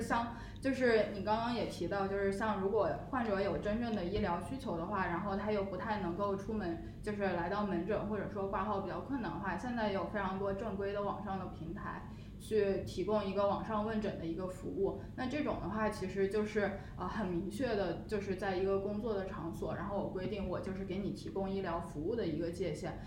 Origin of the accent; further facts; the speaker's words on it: Beijing, China; 我自己作为北京人其实是有就是家庭医生的